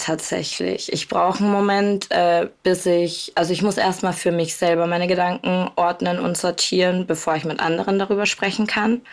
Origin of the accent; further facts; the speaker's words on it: Bavaria, Germany; now in Cologne, Germany; meine Mama wohnt zu Hause in Bayern, wo ich herkomme, und ich wohne in Köln mittlerweile